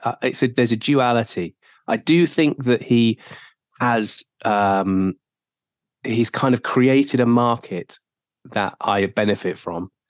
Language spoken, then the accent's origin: English; South Wales, United Kingdom; I grew up in South Wales.